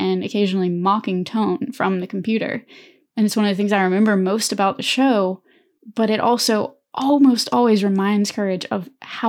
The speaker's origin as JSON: {"language": "English", "area": "the Gulf Coast", "region": "the South", "country": "United States", "said": "We live deep in the deep South."}